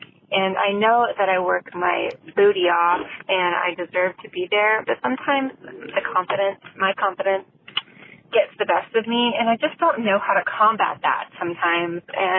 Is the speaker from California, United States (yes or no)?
yes; Southern California, United States; I'm from Southern California